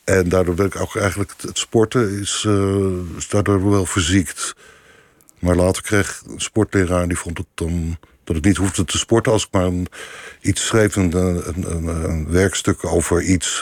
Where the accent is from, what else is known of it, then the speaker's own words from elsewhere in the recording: Leiden, South Holland, Netherlands; ik kom niet uit Rotterdam, maar ik kom uit Leiden